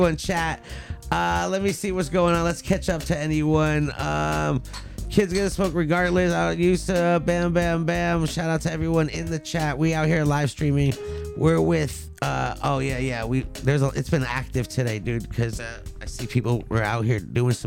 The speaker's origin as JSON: {"language": "English", "town": "Los Angeles", "region": "California", "country": "United States", "tie": "born or raised there", "said": "I went to Reseda High"}